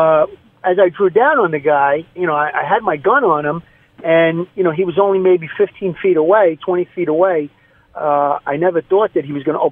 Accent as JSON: {"language": "English", "town": "New York City", "region": "New York", "country": "United States", "tie": "born or raised there", "said": "I grew up in Brooklyn, New York, just outside of Coney Island"}